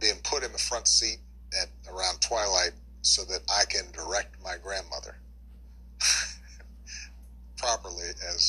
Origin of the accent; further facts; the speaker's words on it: Hawaii, United States; where I am is paradise in Hawaii, right?